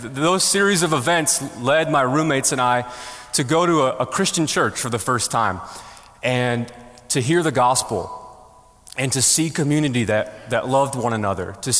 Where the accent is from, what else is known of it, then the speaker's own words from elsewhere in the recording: Buffalo, New York, United States; moved away; I'm originally from Buffalo, New York